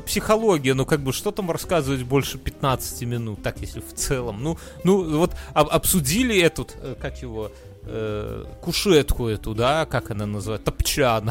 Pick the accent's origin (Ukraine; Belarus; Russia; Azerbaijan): Belarus; moved away